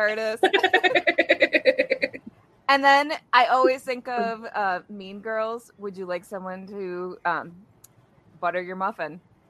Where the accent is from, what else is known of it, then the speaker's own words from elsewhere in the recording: Wisconsin, United States; I'm from Wisconsin